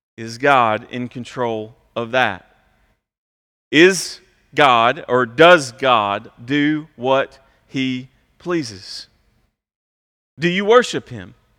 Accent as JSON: {"language": "English", "country": "United States", "said": "us as westernized American people"}